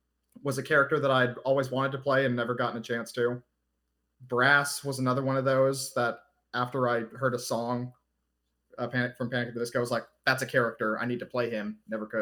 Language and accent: English; Bakersfield, California, United States; moved away; I was born and raised in Bakersfield, California, and I've moved all over this country at this point